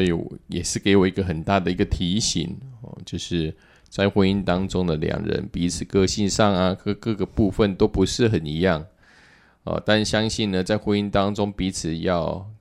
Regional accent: southern Taiwan, Taiwan; now in Taipei, Taiwan; 我是南部的小孩，本来刚开始我来台北

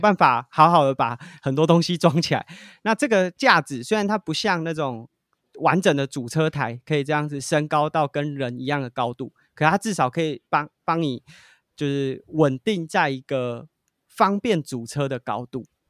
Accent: Taiwan; 我们是从台湾来的

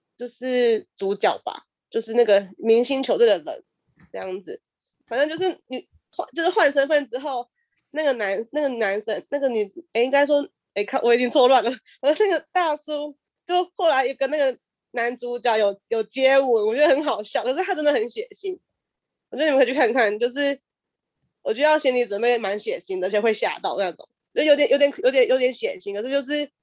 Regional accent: central Taiwan, Taiwan; 我们我们中部中部的蝶王

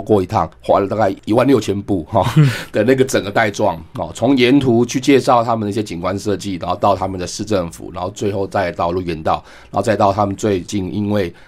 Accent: Taipei, Taiwan; moved away as an adult; now in Keelung, Taiwan; 我是台北人，然后因为在海客馆工作，然后才搬到基隆去，然后因为结婚就入住在基隆

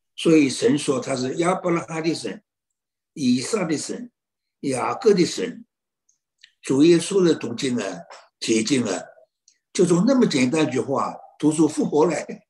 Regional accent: China; 好像没有我们中国人聪明了

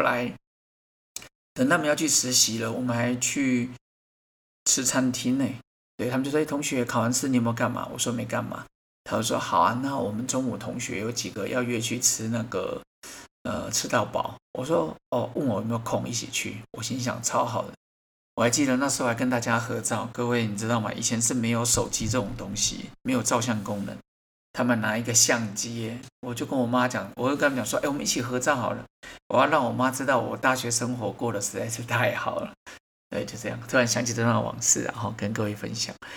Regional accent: Taiwan; 我觉得我们台湾人真的是不太会接受人家赞美

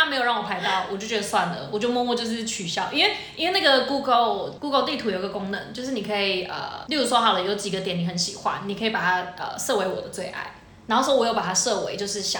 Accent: Shuili, Nantou County, Taiwan; now in Taichung, Taiwan; 因为我是住在那个就是台中靠近你知道哪边北区啦，然后其实我本身其实是蛮喜欢吃一些小吃的，尤其呢各位，因为我是南投人。我们水里其实最有名的就是霸丸

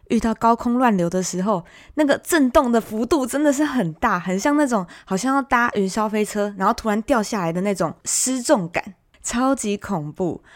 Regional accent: Taiwan; 同样身为台湾人

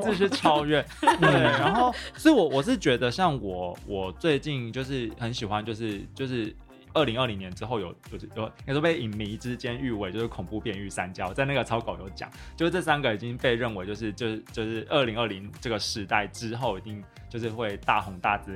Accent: Taichung, Taiwan; 我就是台中人嘛

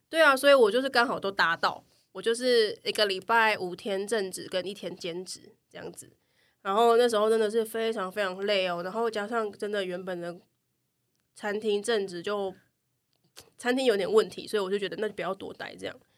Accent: Taichung, Taiwan; now in Taipei, Taiwan; 我不是台北人，我是台中人

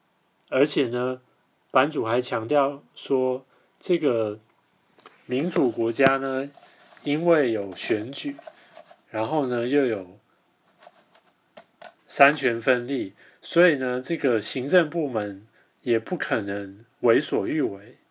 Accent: Taiwan; 我们台湾人

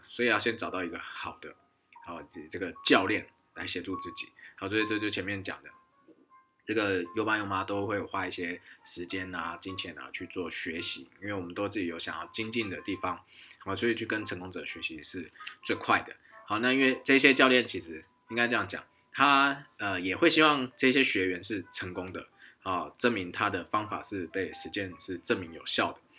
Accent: Taiwan; also born or lived in Tianjin, China; 以前在，啊，天津在汽车，啊，福特汽车销售公司，啊，当台干

